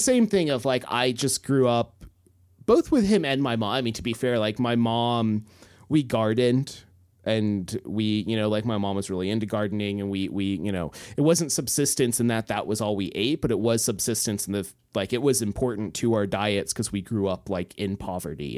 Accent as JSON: {"language": "English", "town": "Homer", "region": "Alaska", "country": "United States", "tie": "born or raised there", "said": "I grew up in Homer. I was fifteen miles out of Homer."}